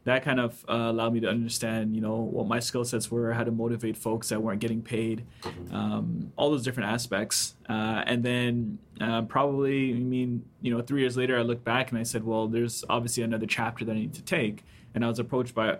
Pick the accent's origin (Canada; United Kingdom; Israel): Canada; Toronto, Ontario; also born or lived in White River, Jamaica / Markham, Ontario; I moved to Canada and pretty much grew up here. So I lived in and around the city. Went to high school in Markham